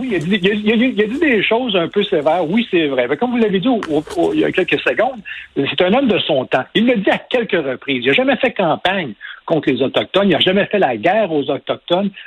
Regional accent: Quebec, Canada; en tant que Québécois, que Canadien français

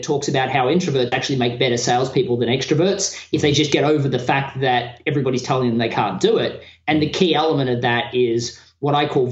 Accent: Australia; moved away as an adult; now in United States; as an Australian in America

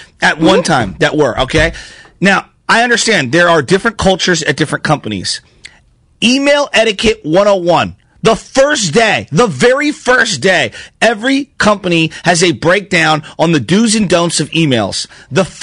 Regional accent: Daly City, California, United States; I grew up right there

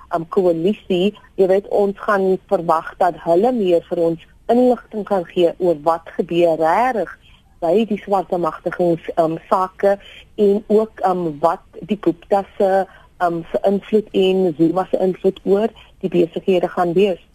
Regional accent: South Africa; ek is 'n joernalis, maar ek is ook 'n Suid-Afrikaner

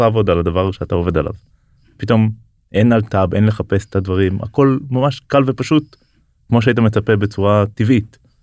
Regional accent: Israel; בתור ישראלי

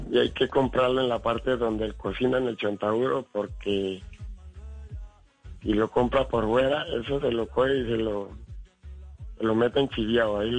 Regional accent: Cali, Valle del Cauca, Colombia; hermano, yo le digo que sí porque mire, yo, yo soy caleño, pero tengo descendencia chocuana.

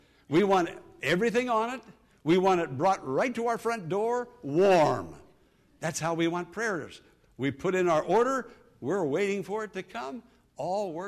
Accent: Western Pennsylvania, United States; born or raised there; moved away

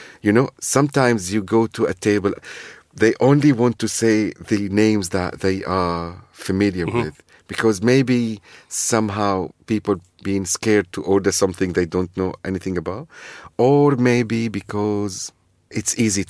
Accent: Syria; English is a second language; now in London, United Kingdom; But there is also my own recipes, which is adjusted as a Londoner, Syrian, who dare to dream about new recipes and adjust it as a Syrian recipes.

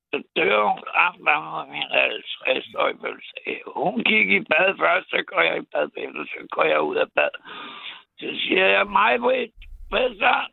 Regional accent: Ishøj, Capital Region of Denmark, Denmark; also born or lived in Copenhagen; Jeg er fra Istanbul, ja.

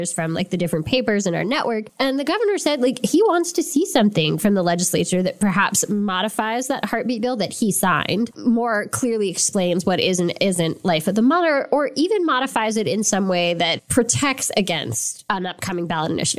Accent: just outside New York City, United States; I grew up just outside New York City

